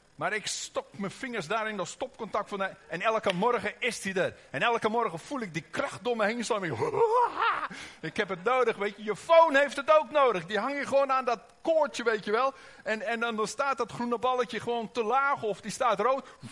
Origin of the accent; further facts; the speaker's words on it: Oosterhout, North Brabant, Netherlands; accent: Brabants (Hollands-Brabants); Wij komen uit Oosterhout, dus af en toe komt er misschien een beetje Brabants doorheen.